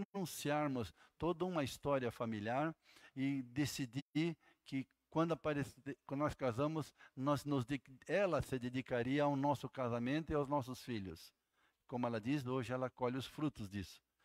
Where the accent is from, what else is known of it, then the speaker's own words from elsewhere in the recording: Jaraguá do Sul, Santa Catarina, Brazil; moved away; also born or lived in Blumenau; Sou de Jaraguá do Sul, né? Gente é ali de Santa Catarina, morei muitos anos em Blumenau